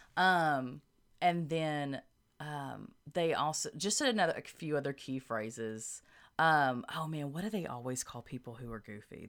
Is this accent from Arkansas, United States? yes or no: yes; Arkansas, United States; we're from Arkansas